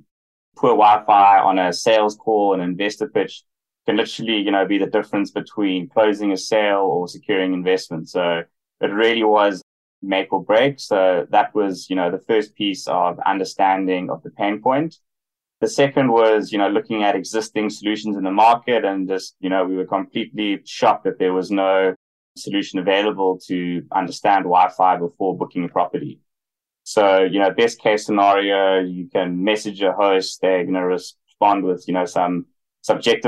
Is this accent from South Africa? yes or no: yes; South Africa; moved away as an adult; also born or lived in Hong Kong / United States; grew up in South Africa, spent 6 years working in Hong Kong and more recently in the US